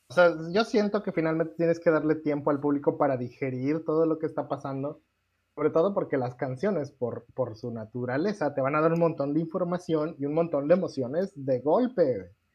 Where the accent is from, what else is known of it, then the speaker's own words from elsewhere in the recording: Mexico; soy mexicano